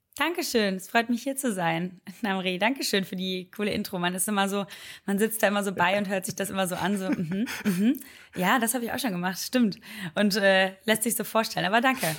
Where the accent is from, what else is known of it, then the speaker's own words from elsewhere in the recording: Oberhausen, North Rhine-Westphalia, Germany; so heißt das bei uns in Oberhausen